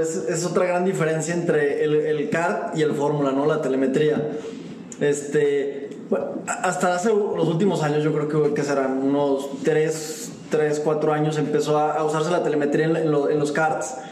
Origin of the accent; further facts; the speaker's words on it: Mexico; siendo mexicano